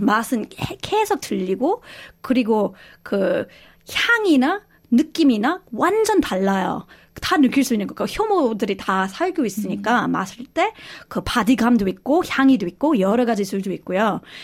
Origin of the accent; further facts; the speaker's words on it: Australia; Korean is a second language; moved away as an adult; also born or lived in South Korea; 저희 호주 사람인데요. 그 한국에서 그 10, 거의 17년 그 살았고요.